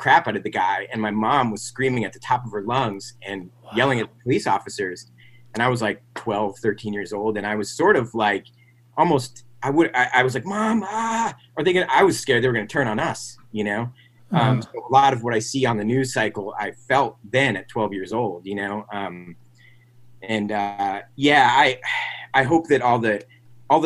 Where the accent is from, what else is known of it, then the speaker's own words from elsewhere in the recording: Metuchen, New Jersey, United States; also born or lived in Edison, New Jersey; I grew up in, you know, middle class to upper middle class suburb in New Jersey